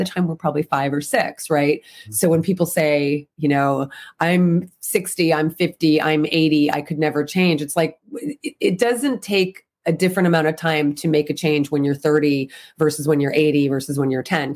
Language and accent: English; New Jersey, United States; moved away as an adult; now in California, United States; So I grew up in the East Coast, grew up in New Jersey, and I've been in California 24, 25 years.